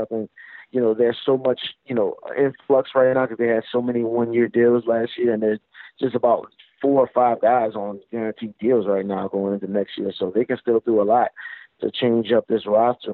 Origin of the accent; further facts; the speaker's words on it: New Orleans, Louisiana, United States; Times Picayune was a paper I grew up reading in New Orleans